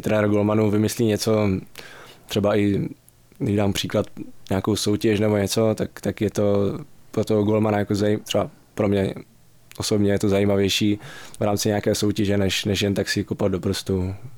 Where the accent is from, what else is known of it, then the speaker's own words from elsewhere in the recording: Přerov, Olomouc Region, Czechia; now in Pardubice, Czech Republic; jsem začal nějak pomalu chodit vlastně na fotbal u nás v Přerově, odkud pocházím